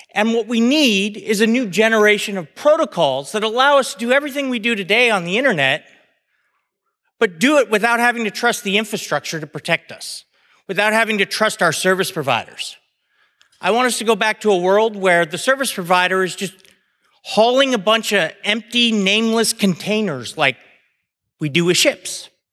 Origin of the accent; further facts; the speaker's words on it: United States; I'm an American